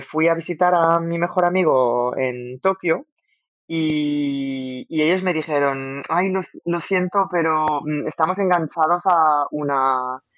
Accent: Algeria; moved away

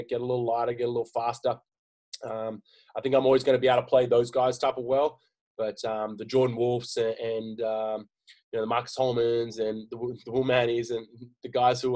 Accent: Australia; moved away; we're very Australian

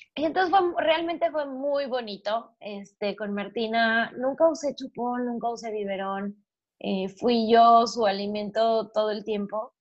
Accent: Mexico; now in Panama; soy mexicana, vivo en Panamá

